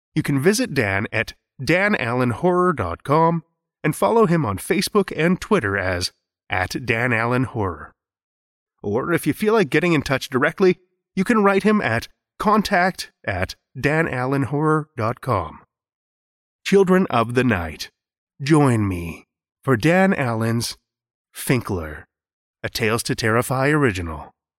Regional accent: Saskatoon, Saskatchewan, Canada; here in my hometown of Saskatoon

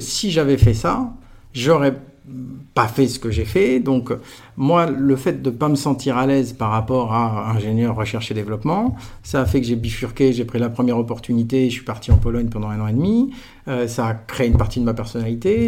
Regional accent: Aix-en-Provence, Provence-Alpes-Côte d'Azur, France; moved away as an adult; moi j'étais d'Aix-en-Provence. J'ai fait toute ma scolarité de la crèche jusqu'à la fin de la prépa dans un kilomètre et demi de rayon

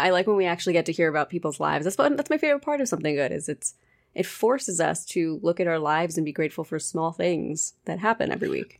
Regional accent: United States; now in Pennsylvania, United States; we do not have in America

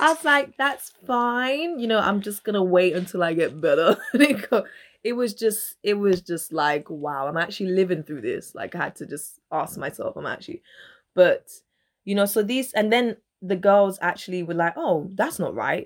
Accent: Dominica; I was born in Dominica

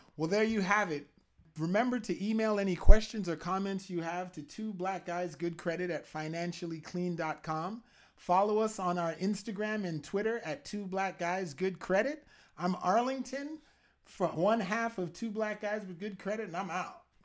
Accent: Canada; I'm a Canadian

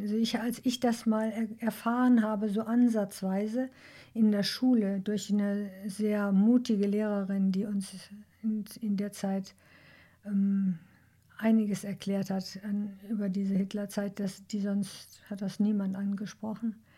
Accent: Duisburg, North Rhine-Westphalia, Germany; ich bin in Duisburg geboren

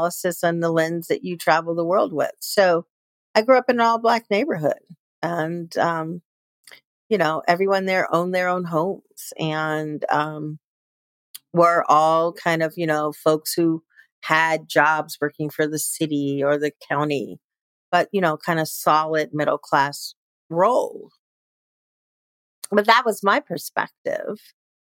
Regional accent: Chicago, Illinois, United States; moved away; I was born and raised in Chicago, Illinois

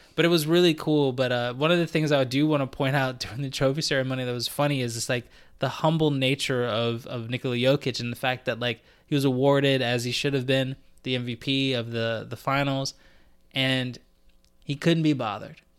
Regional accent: United States; now in Canada; as an American

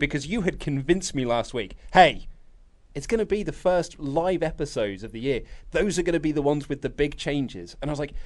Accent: United Kingdom; we're British

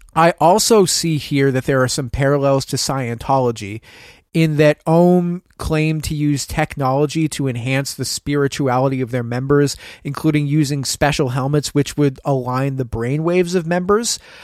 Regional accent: Oregon, United States; moved away; I'm from Oregon

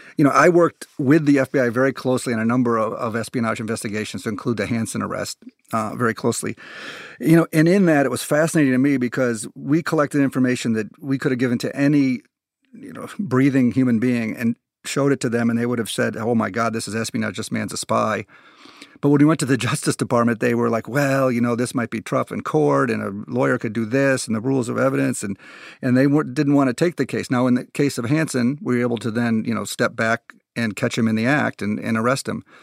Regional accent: United States; as an American

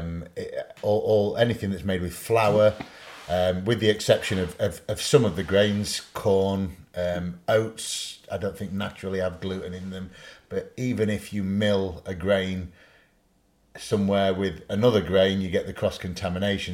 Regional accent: Sheffield, Yorkshire and the Humber, United Kingdom; accent: Yorkshire; I'm from Sheffield

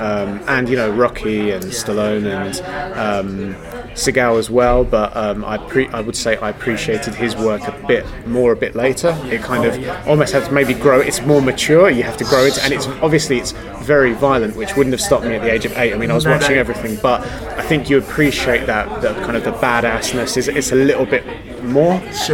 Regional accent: London, United Kingdom; From London.

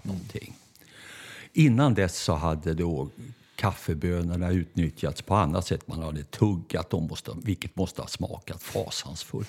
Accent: Stockholm, Stockholm County, Sweden; vi bodde först på Norrmälarstrand. Så mm. jag är stockholmare av födsel och ohejdad vana

